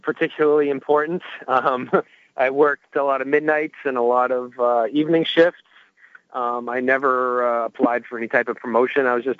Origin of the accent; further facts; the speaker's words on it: New Hampshire, United States; I'm a Polish boy from New Hampshire. You know, right. I'm white.